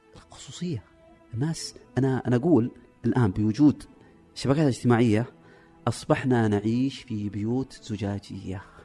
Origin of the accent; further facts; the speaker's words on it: Saudi Arabia; عندنا في السعوديه